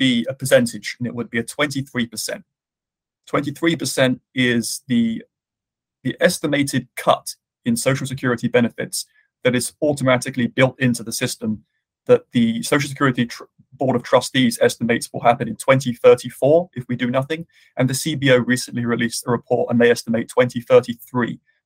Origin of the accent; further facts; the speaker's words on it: United Kingdom; now in United States; my home country of the UK